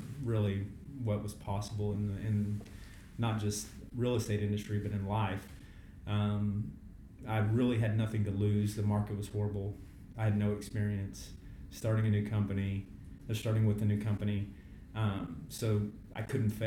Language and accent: English; Fort Worth, Texas, United States; I'm born and raised in Fort Worth, Texas, where we do business